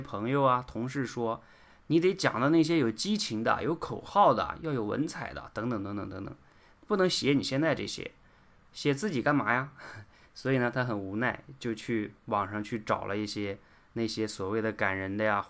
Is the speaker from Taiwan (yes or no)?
no; China; 我们中国人呢从小本来就演讲的机会就少